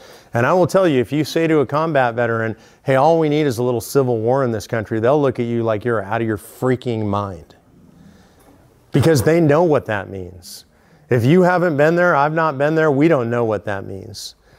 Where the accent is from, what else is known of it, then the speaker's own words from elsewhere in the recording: Texas, United States; Look, I'm from Texas. People in Texas like to talk about secession.